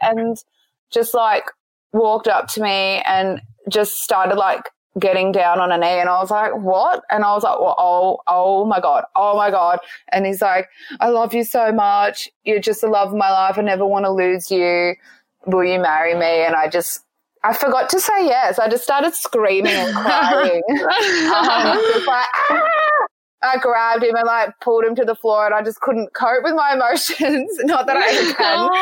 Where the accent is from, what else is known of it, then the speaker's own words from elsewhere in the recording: Central Coast, New South Wales, Australia; also born or lived in Sydney; I grew up on the Central Coast